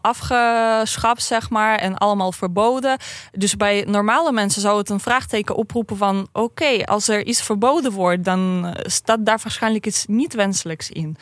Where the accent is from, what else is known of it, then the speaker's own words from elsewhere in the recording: Saint Petersburg, Russia; Dutch is a second language; moved away as an adult; now in Netherlands; Ik kom uit Sint-Petersburg vandaan